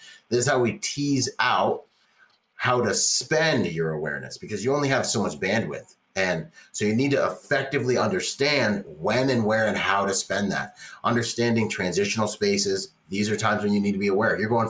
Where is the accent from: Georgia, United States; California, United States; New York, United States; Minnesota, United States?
California, United States; I grew up in Orange County, California